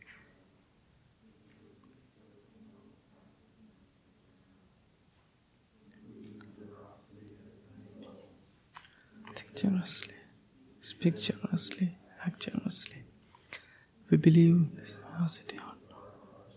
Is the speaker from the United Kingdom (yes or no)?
no; Sri Lanka; English is a second language; moved away as an adult; I'm originally from Sri Lanka